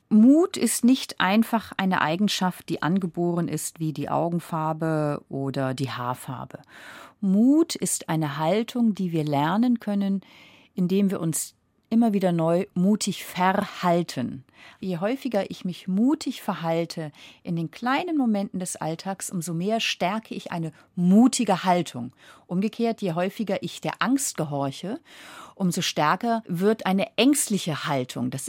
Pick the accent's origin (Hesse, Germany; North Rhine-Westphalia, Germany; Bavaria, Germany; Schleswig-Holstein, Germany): Schleswig-Holstein, Germany; Flensburg; Aber ich komme ja vom Meer, ich komme von Flensburg. Das heißt, ich bin an der Ostsee aufgewachsen.